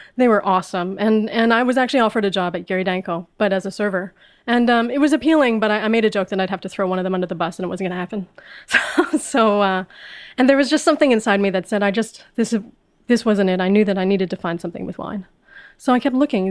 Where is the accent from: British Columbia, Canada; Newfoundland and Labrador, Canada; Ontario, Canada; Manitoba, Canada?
Manitoba, Canada; Winnipeg; moved away as an adult; also born or lived in Vancouver; I grew up in Winnipeg, which is a small, small city in the middle of Canada.